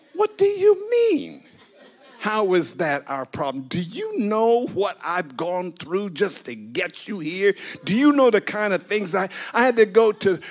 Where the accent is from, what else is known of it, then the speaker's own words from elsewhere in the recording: United States; I'm an American. I, I live in a democracy